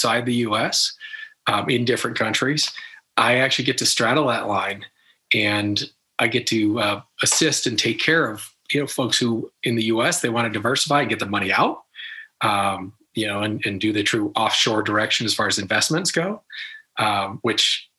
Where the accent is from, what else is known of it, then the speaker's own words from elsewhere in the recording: United States; I'm American born